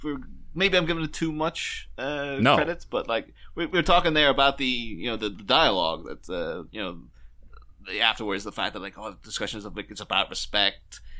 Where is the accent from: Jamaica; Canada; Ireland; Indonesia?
Ireland; now in England; I should clarify this. Like, I am not from England.